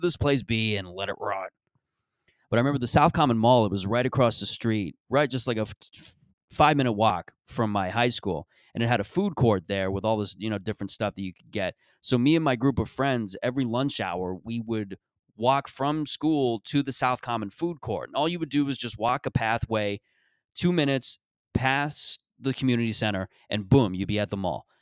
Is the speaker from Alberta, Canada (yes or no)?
no; Mississauga, Ontario, Canada; that is Mississauga in a nutshell. That's how I would describe my upbringing in my, my hometown.